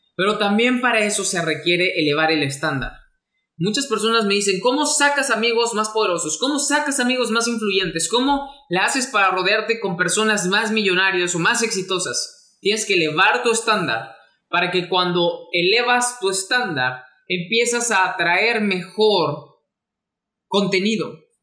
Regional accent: Mexico; mexicano, emprendedor y empresario

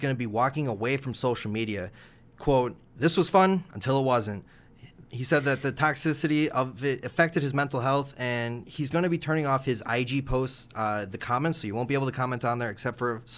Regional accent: United States; I'm American, true-blooded American here

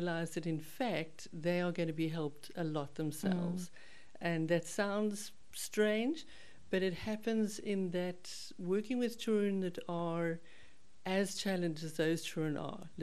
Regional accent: Cape Town, Western Cape, South Africa; I was brought up in Cape Town, went to school here

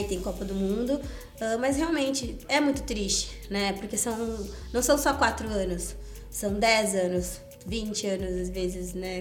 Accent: Porto Alegre, Rio Grande do Sul, Brazil; Eu sou gaúcha, fui descoberta lá em Porto Alegre por uma pessoa, uma professora que dava aula na minha escola

